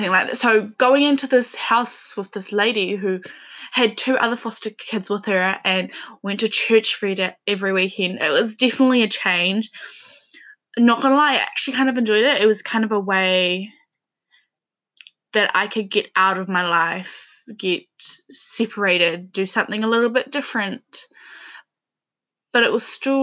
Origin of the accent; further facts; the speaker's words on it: Levin, Manawatū-Whanganui, New Zealand; also born or lived in Dannevirke, New Zealand; So I am from New Zealand. I grew up in a small town called Leven, and then I moved to a town called Dannyberg